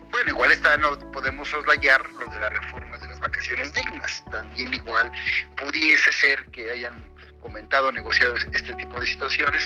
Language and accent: Spanish; Mexico; como mexicano